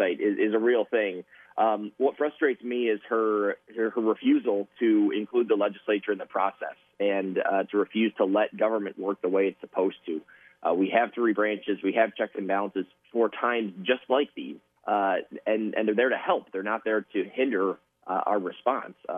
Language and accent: English; Port Huron, Michigan, United States; I was born and raised in the Port Huron area, attended local schools